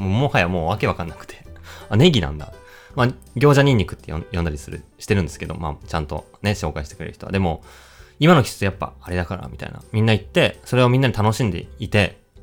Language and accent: Japanese; Tokyo, Japan; 僕は東京生まれで、東京以外で暮らしたことがないで、ずっと拠点が、まあ、30年以上東京な